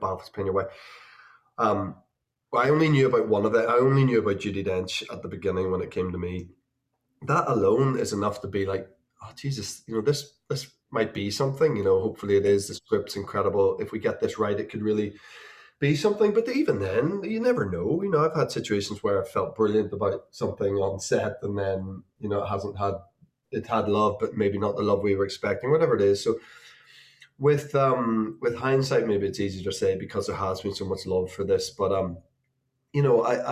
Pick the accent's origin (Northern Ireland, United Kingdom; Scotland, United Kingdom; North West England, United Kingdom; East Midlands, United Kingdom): Northern Ireland, United Kingdom; Belfast; my hometown